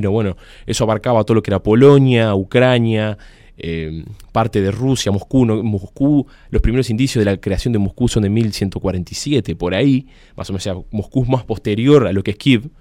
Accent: Uruguay

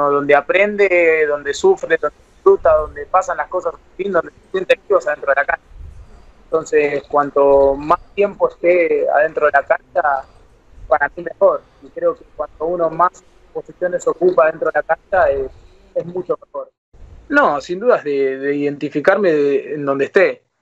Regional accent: Buenos Aires, Argentina; Eh, yo soy de Saavedra, de, Capital, eh, ahí justo a cuatro o cinco cuadras de la cancha platense.

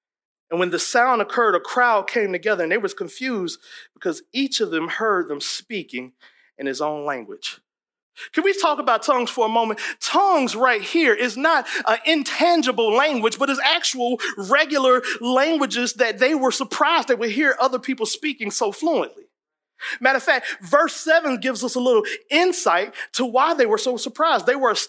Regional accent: East Coast, United States; You know, I'm from East Coast. I talk like this right now here.

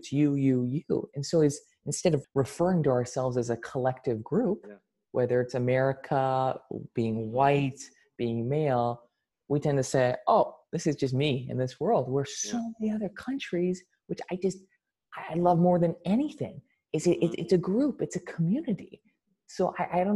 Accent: United States; the United States, the country I was born in, and okay, I would identify as being American

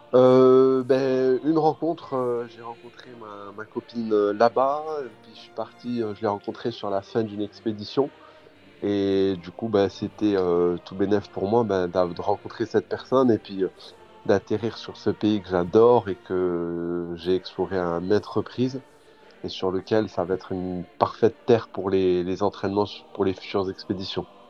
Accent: Tarbes, Occitania, France; moved away as an adult; also born or lived in Charente-Maritime / Pyrénées-Atlantiques / Toulouse / Switzerland; now in Norway; d'origine, je suis dans en Charente-Maritime. Après, j'ai grandi à Tarbes les Hautes-Pyrénées

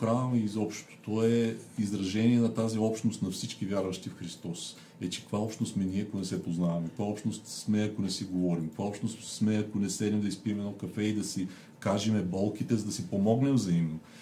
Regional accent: Sliven, Sliven Province, Bulgaria; moved away; аз съм от Сливен, завършил съм там езиковата гимназия

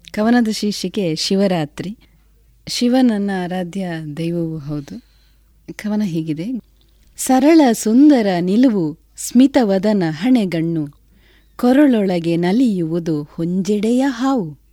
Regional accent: Adoor, Kerala, India; ನಮ್ಮದು ಕಾಸರಗೋಡಿನ ಅಡೂರು ಅನ್ನುವಂಥ ಒಂದು ಪುಟ್ಟ ಗ್ರಾಮ

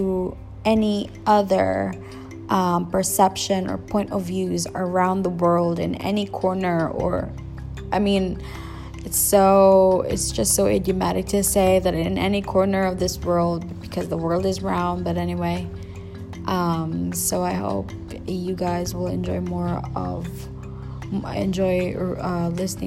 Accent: Philippines; accent: Filipino; English is a second language; I'm from the Philippines, by the way, so don't expect my English to be grammatically correct. Also, my accent might be a little bit of that Filipino or Asian accent, and that's because it's not my first language.

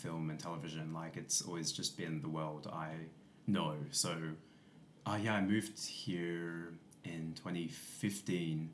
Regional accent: Tamworth, New South Wales, Australia; now in Sydney, Australia; I grew up in Tamworth, New South Wales, which is 6 hours from here, rural city, country

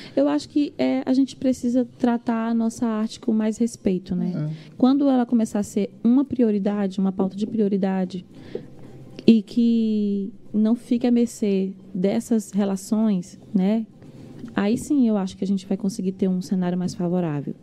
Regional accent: Imperatriz, Maranhão, Brazil; also born or lived in Coroatá, Maranhão; now in São Luís, Brazil; eu fui sair de lá para Imperatriz com quatro anos de idade

